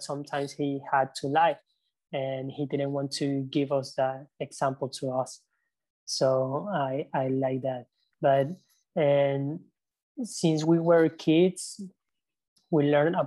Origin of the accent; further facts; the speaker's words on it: Ecuador; I grew up in the city